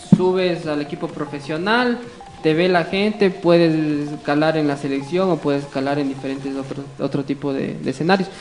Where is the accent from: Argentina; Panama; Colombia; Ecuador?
Ecuador